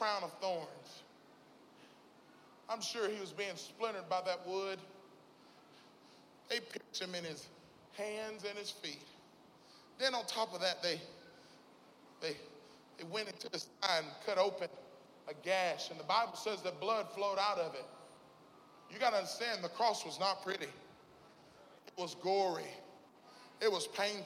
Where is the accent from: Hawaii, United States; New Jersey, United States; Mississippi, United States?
Mississippi, United States; now in Little Rock, United States; I'm from Mississippi. I live in Little Rock now, but, you know, Southern boys